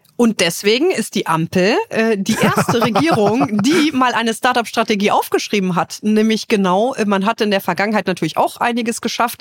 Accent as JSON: {"language": "German", "town": "Trier", "region": "Rhineland-Palatinate", "country": "Germany", "tie": "born or raised there", "said": "in meiner Heimat Trier."}